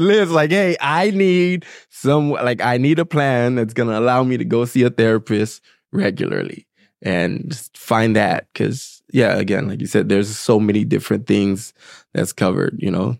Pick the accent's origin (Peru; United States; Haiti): Haiti; I'm from Haiti